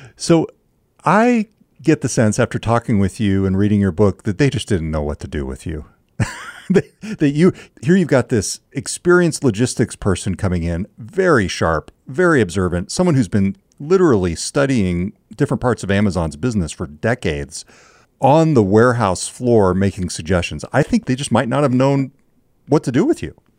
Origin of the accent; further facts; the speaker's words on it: California, United States; the town where I grew up in California